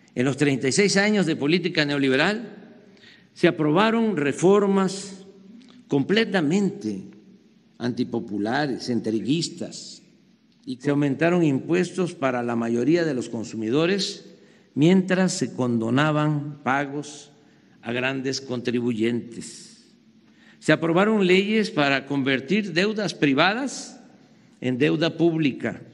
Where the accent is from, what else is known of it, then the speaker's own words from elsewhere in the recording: Mexico; como mexicano